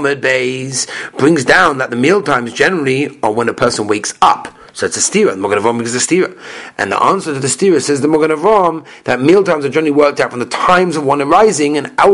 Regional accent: England, United Kingdom; I'm from England.

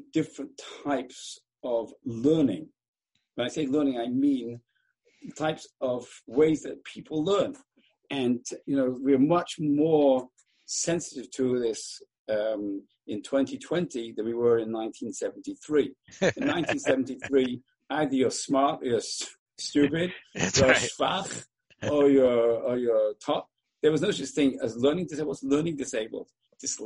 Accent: England, United Kingdom; now in Baltimore, United States; when I was a young boy growing up in England

